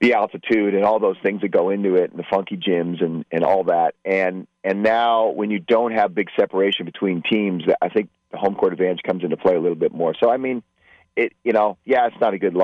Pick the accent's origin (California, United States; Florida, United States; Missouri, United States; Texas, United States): California, United States; Bay Area; I grew up in the Bay Area